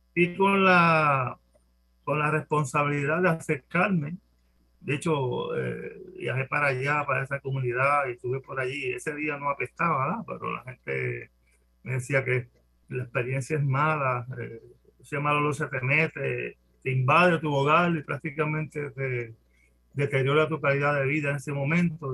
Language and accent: Spanish; Guayama, Puerto Rico; somos de Guayama